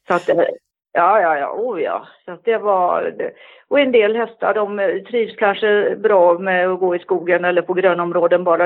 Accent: Gothenburg, Västra Götaland, Sweden; moved away; also born or lived in Stockholm; jag är född i Göteborg och jag har gått på ridskola i Göteborg

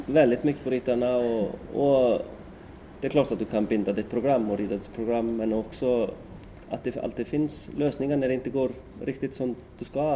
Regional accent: Iceland; moved away; hemma i Sticksolmor

